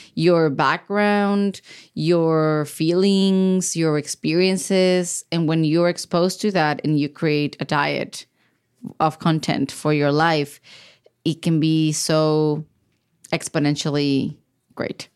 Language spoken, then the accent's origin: English; Baja California, Mexico; moved away as an adult; now in United States; I'm from Baja California, which is a border state with the U S